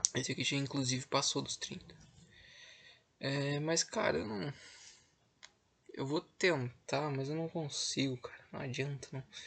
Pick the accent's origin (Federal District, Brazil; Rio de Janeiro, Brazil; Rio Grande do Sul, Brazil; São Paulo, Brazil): Rio Grande do Sul, Brazil; eu sou do Rio Grande do Sul